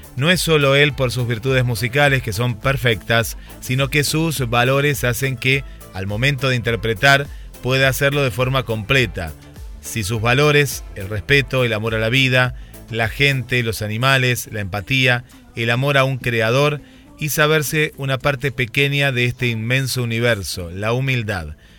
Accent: Mar del Plata, Buenos Aires Province, Argentina; siendo yo de Mar del Plata

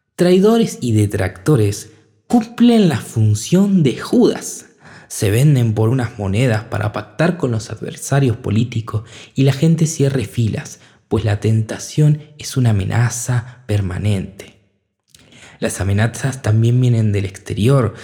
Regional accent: Argentina; en mi país, por ejemplo, hablando desde cerca, Argentina

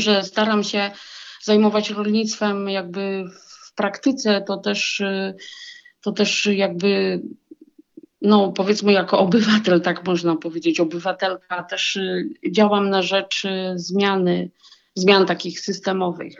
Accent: Warsaw, Masovian Voivodeship, Poland; moved away as an adult; also born or lived in near Grzybów; now in Grzybów, Poland; urodziłam się i wychowałam w Warszawie

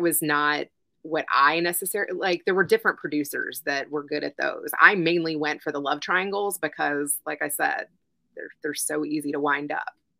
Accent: Louisville, Kentucky, United States; my hometown in Louisville

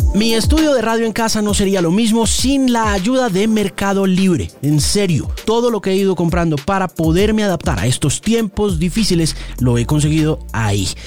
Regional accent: United States; quienes nos criamos en los Estados Unidos

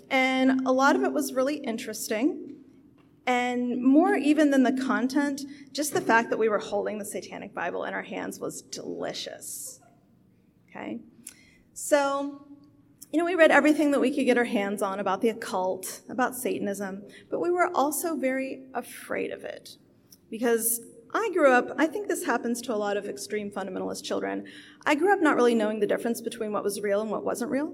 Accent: Appalachia, West Virginia, United States; now in Houston, United States; I was raised Pentecostal in Appalachia.

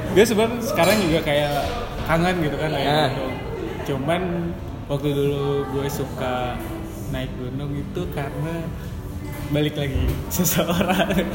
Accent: Bandung, West Java, Indonesia; moved away; gue orang Bandung

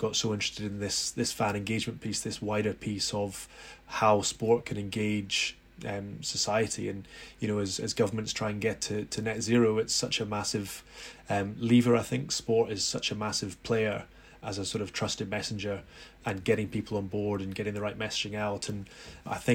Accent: Edinburgh, Scotland, United Kingdom; We grew up in Edinburgh

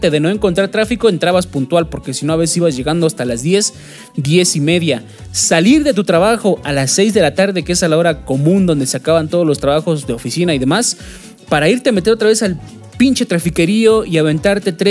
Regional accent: Mexico City, Mexico; accent: chilango; si ustedes me hubieran conocido a lo mejor cuando traía yo mi acento chilango, pues hubiera sido hablado totalmente diferente.

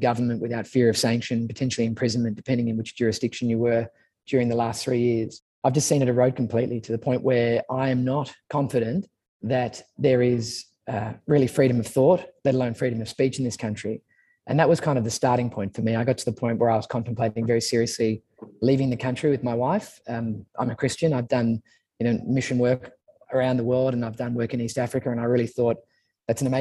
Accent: Sydney, New South Wales, Australia; also born or lived in Manly / Brookvale; I grew up in St. Ives, which is in the North Shore of Sydney, and then moved to Manly

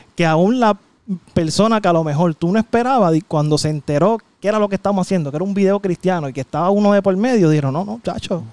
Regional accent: San Juan, Puerto Rico; yo soy de Llorentorre

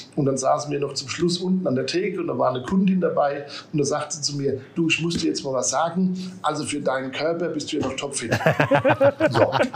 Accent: Aschaffenburg, Bavaria, Germany; gebürtig aus Aschaffenburg, komme auch aus Aschaffenburg

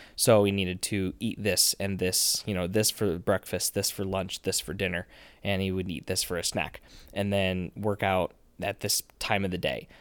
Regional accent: Nebraska, United States; I'm, I am from Nebraska. We are in Nebraska right now.

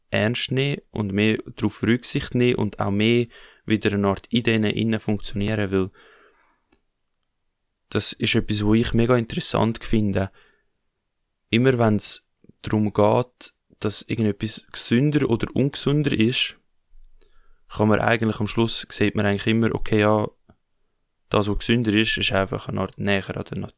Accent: Switzerland; wenn wir als Schweizer, und jeder Schweizer ist von Geburt an weg schon, ähm, lebt schon auf Kosten von anderen.

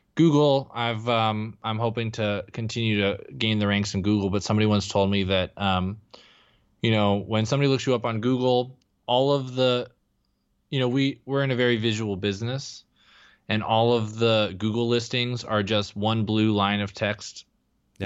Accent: Texas, United States; moved away as an adult; also born or lived in Denver; now in Los Angeles, United States; I grew up in Texas

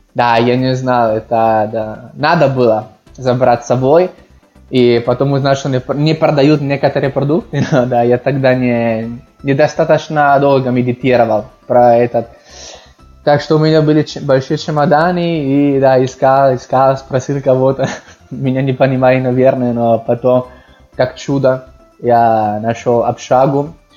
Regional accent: Milan, Lombardy, Italy; Russian is a second language; also born or lived in Moscow; я родился в Милане, и там жил, ну, большинство моей жизни, практически всю жизнь. Да, так что я из Милана могу сказать

